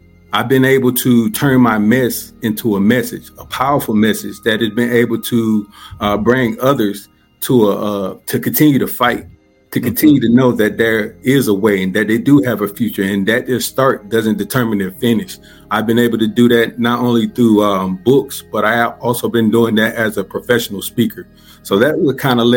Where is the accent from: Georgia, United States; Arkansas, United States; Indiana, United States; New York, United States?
Georgia, United States; Columbus; I'm originally from Columbus, Georgia